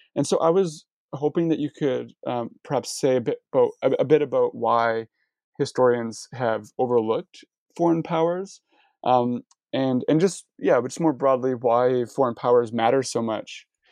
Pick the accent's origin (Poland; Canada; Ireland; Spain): Canada; as a Canadian who studies U.S. history